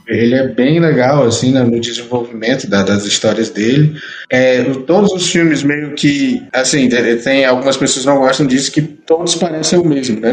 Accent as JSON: {"language": "Portuguese", "country": "Brazil", "said": "nós, como brasileiros"}